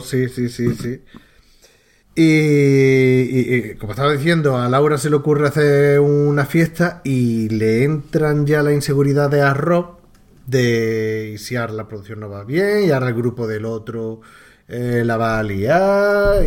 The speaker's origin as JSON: {"language": "Spanish", "region": "Andalusia", "country": "Spain", "said": "tres paletos andaluces"}